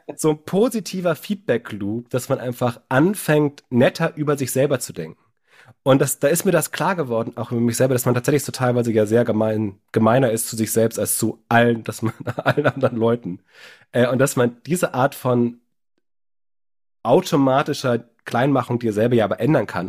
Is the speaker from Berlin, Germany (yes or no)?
yes; Berlin, Germany; Als Berliner